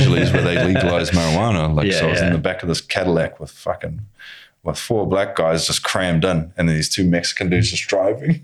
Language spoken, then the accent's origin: English; New Zealand; From New Zealand.